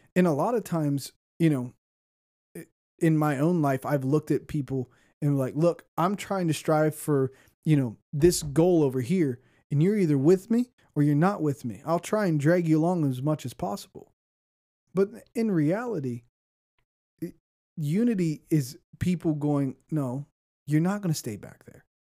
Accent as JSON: {"language": "English", "region": "Ohio", "country": "United States", "moved": "as an adult", "said": "I'm from Ohio"}